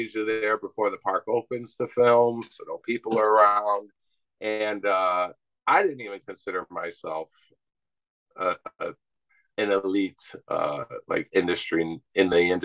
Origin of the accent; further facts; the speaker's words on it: Elmwood Park, Illinois, United States; I'm from Elwood Park right next door